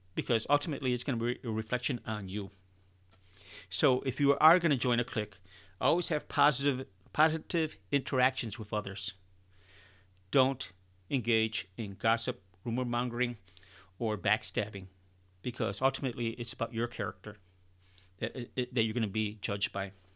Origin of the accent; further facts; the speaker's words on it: Chicago, Illinois, United States; now in Texas, United States; I'm originally from Chicago